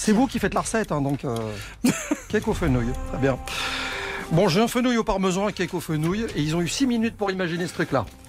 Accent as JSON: {"language": "French", "country": "Belgium", "moved": "yes", "lives_now": "France", "said": "je suis belge"}